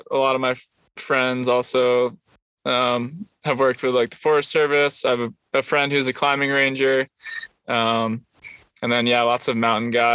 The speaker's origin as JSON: {"language": "English", "region": "Rhode Island", "country": "United States", "tie": "born or raised there", "also_born_or_lived": "Prescott, Arizona", "moved": "as an adult", "lives_now": "California, United States", "said": "I was born in Rhode Island, and that's where I grew up"}